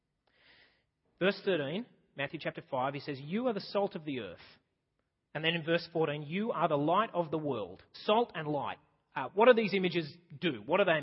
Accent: Australia; I'm just Australian.

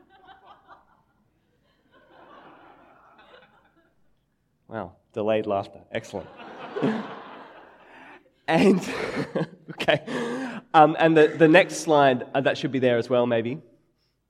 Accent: Sydney, New South Wales, Australia; growing up in Sydney

